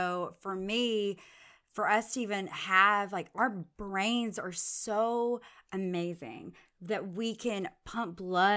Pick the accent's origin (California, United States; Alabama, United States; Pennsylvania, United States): Alabama, United States; Arab; also born or lived in Montevallo, Alabama; I'm from Arab, Alabama